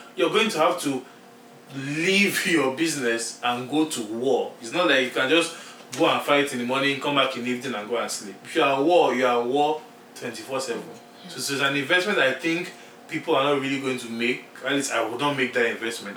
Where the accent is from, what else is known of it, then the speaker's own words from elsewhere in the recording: Nigeria; English is the official language of Nigeria. It's not any other language. So we all speak English